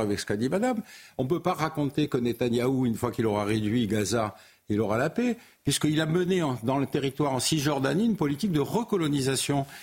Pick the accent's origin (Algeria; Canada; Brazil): Algeria; now in France; je suis né en Algérie, en Algérie française.